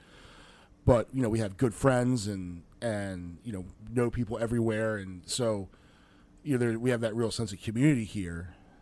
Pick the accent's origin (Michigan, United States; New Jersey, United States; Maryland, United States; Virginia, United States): Maryland, United States; Frederick; growing up in Frederick